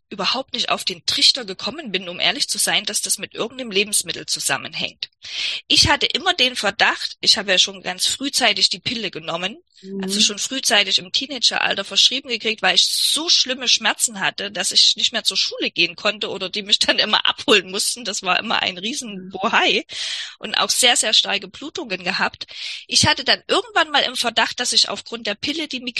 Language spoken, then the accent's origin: German; East Germany, Germany; ich komme aus der DDR, ich frage mich auch, welcher Arzt in der DDR dir da je hätte äh, helfen können.